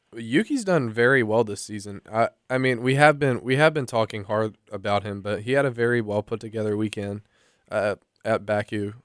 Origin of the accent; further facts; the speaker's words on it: United States; I'm an American